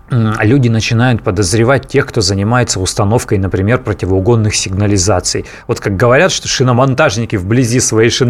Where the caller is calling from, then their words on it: Vladimir, Vladimir Oblast, Russia; А, здравствуйте, город Владимир.